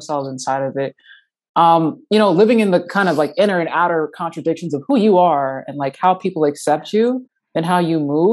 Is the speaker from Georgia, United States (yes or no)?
no; New Jersey, United States; moved away as an adult; now in Minneapolis, United States; I'm a transplant from the East Coast, from New Jersey.